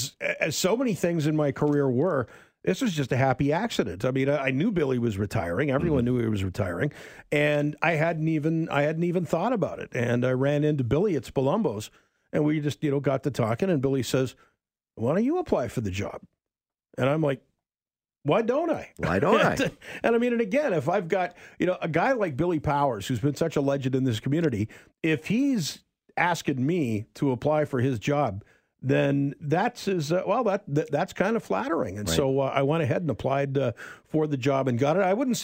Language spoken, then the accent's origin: English; Kitimat, British Columbia, Canada; born there; Well, I was born in the fabulous metropolis of Kitimat, British Columbia.